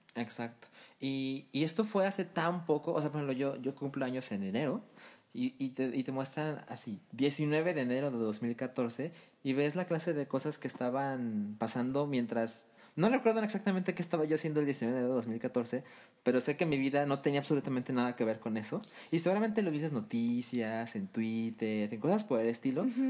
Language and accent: Spanish; Mexico; nosotros como mexicanos